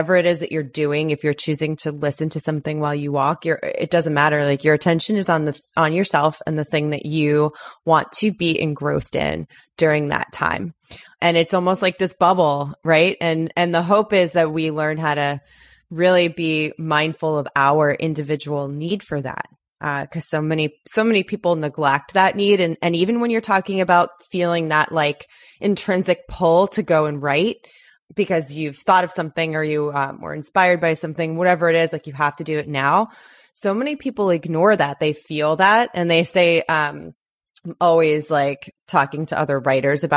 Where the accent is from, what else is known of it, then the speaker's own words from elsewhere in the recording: Long Island, New York, United States; now in Los Angeles, United States; I'm from Long Island